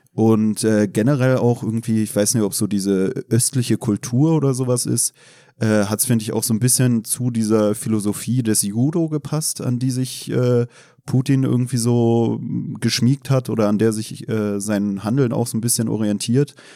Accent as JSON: {"language": "German", "region": "Berlin", "country": "Germany", "said": "befinde mich heute als Berliner im kritischen Territorium"}